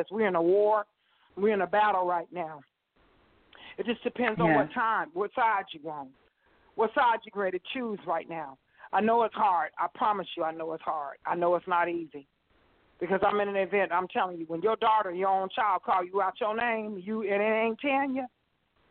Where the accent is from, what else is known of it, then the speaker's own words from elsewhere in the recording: Las Vegas, Nevada, United States; moved away; I'm from Las Vegas.